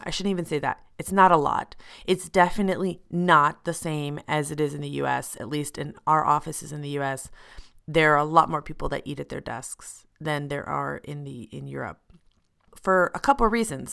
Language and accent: English; United States; moved away as an adult; now in Switzerland; I'm an American professional living and working in Switzerland